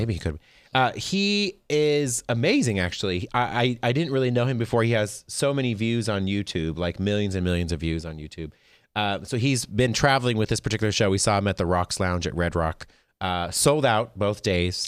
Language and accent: English; Las Vegas, Nevada, United States; I'm from Vegas